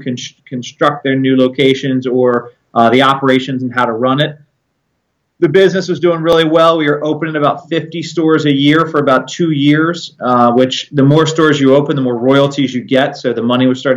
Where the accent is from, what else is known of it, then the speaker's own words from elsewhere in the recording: Maryland, United States; I was born in Maryland, born and raised.